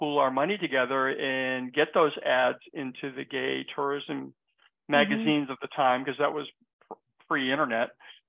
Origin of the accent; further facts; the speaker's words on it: Massachusetts, United States; also born or lived in San Francisco; now in Palm Springs, United States; I've been in Palm Springs. We've been in 14 years. We moved from San Francisco, 10 years there, and then we both were from Massachusetts.